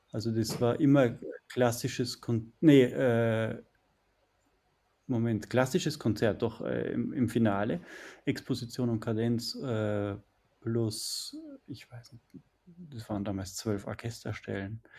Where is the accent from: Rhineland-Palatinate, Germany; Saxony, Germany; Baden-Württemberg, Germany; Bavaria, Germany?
Bavaria, Germany; ich komme aus der, aus der Umgebung von München. Bin dort aufgewachsen